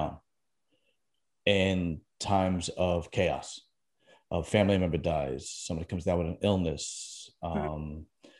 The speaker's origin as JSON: {"language": "English", "town": "New York City", "region": "New York", "country": "United States", "tie": "born or raised there", "also_born_or_lived": "Staten Island", "said": "Originally from Brooklyn and then Staten Island, which is basically, you know, Brooklyn with a above ground pool in it"}